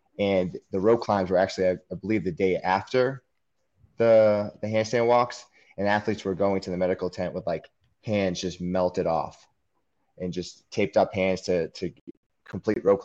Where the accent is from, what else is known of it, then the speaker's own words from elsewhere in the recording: New Hampshire, United States; moved away; I'm originally from New Hampshire